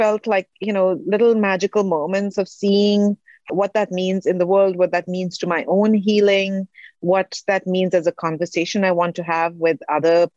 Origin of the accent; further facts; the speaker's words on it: India; moved away as an adult; also born or lived in Singapore; now in United States; I'm from India.